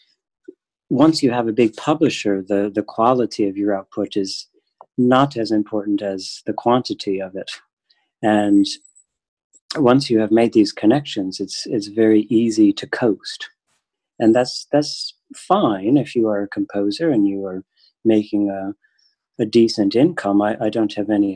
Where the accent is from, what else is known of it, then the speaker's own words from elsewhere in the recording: Michigan, United States; I am from Michigan